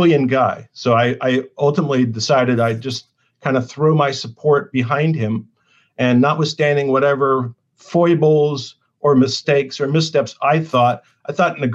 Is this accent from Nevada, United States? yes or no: no; Los Angeles, California, United States; I'm from California, LA, and it's car culture